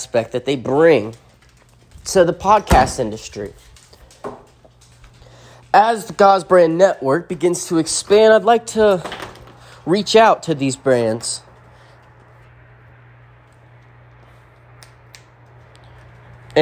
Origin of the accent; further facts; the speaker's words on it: Appalachia, United States; I come from the Smoky Mountains